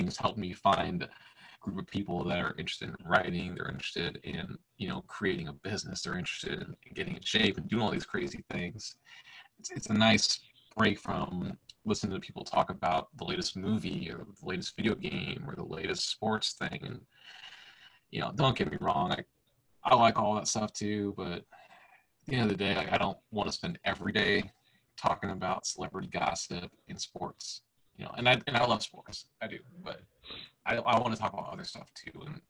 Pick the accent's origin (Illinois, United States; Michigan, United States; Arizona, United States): Illinois, United States; now in Tennessee, United States; I grew up in Illinois, and now I live in Tennessee